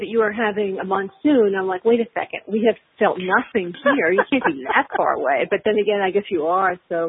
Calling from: Los Angeles, California, United States; Los Angeles.

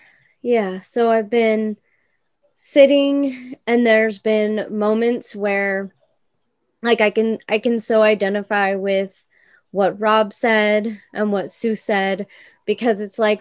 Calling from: Ukiah, California, United States; Ukiah, California.

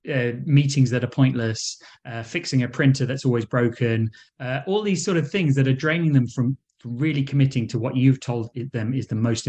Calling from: London, United Kingdom; So I'm in London, England.

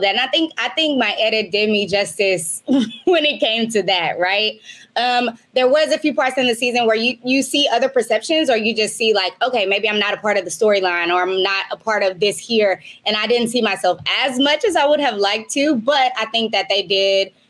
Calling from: Maui, Hawaii, United States; I am calling you from Maui, Hawaii.

